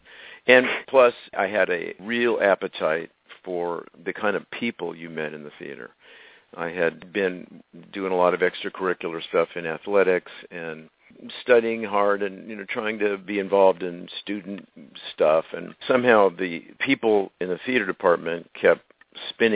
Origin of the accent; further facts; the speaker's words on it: Los Angeles, California, United States; also born or lived in Glendale, California; I grew up in the Tujunga community.